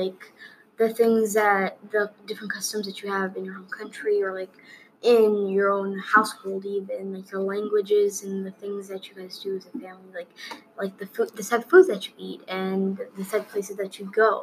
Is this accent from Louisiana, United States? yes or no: no; Minnesota, United States; My parents are from Somalia, and I was born in Minnesota